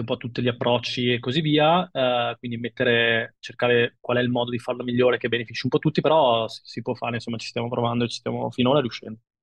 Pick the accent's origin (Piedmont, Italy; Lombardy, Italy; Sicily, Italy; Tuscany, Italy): Lombardy, Italy; Milan; da milanese imbruttito